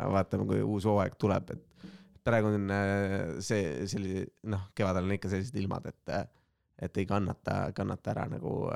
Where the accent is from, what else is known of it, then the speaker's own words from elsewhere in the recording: Estonia; me sündisime Eestisse valgete meestena